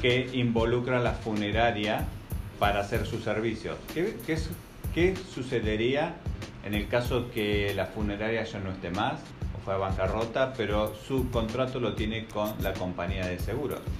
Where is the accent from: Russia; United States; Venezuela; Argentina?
Argentina; moved away; en mi país, en Argentina